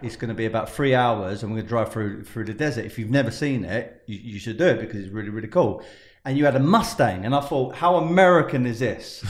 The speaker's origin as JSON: {"language": "English", "country": "United Kingdom", "said": "Being British"}